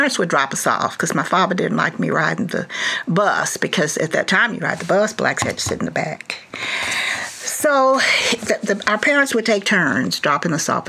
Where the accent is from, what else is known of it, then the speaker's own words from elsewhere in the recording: Dallas, Texas, United States; also born or lived in Tuskegee, Alabama / Cambridge, Massachusetts; I grew up in Dallas.